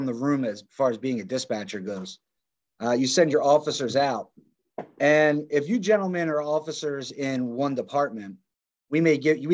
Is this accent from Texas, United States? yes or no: no; Philadelphia, Montgomery Counties, Pennsylvania, United States; Born and raised Philadelphia, Montgomery Counties